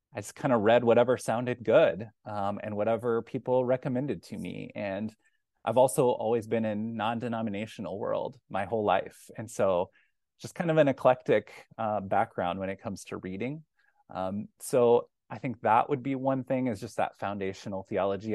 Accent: Kansas City, United States; moved away as an adult; now in Iowa City, United States; I'm originally from Kansas City

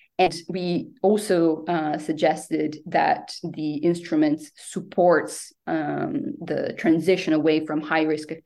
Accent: Venice, Veneto, Italy; moved away; my home country, Italy. I'm originally from Venice

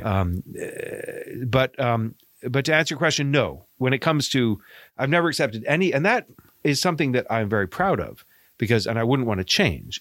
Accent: Maine, United States; accent: Maine; also born or lived in Bahamas; my Maine accent

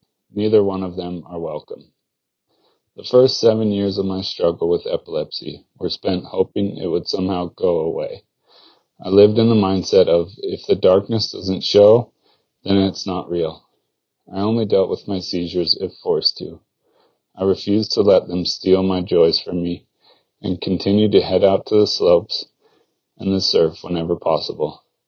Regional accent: Mammoth Lakes, California, United States; Growing up in Mammoth Lakes, a town in the Sierra Nevada mountains of California, I was lucky enough to learn how to ski around the same time that I learned how to walk.

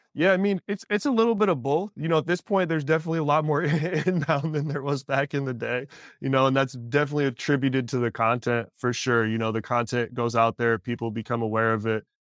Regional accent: Pacific Northwest, United States; I'm from the Pacific Northwest and coming from the music community up there

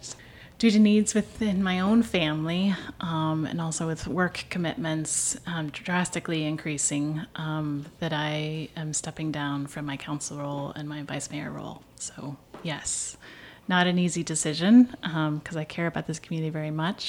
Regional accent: Kansas, United States; now in Scottsville, United States; I'm originally from Kansas, and in our community, we always had a parade around May Day

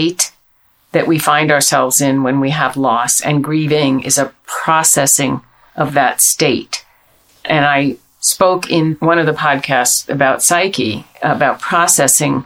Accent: United States; we're American

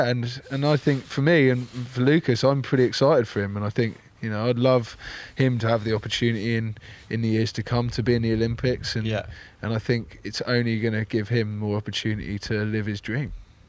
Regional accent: England, United Kingdom; I'm from England

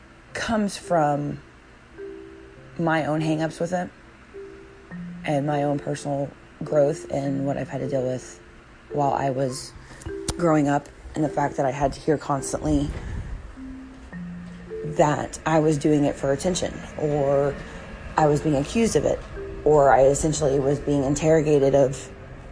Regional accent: the South, United States; I'm from the South, okay, like, my family's from North Carolina and Virginia

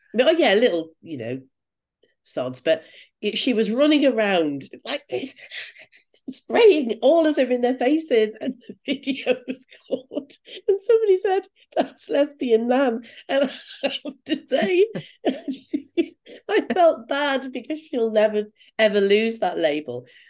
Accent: United Kingdom; I'm a Brit.

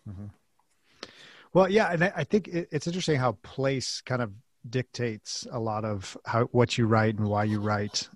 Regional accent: West Coast, United States; now in Kansas City, United States; I, am actually from the West Coast, and I'm in in the Midwest now in Kansas City

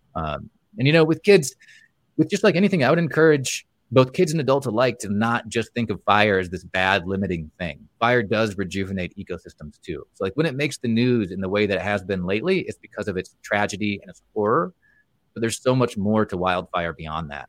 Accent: Montana, United States; here in my home state, Montana

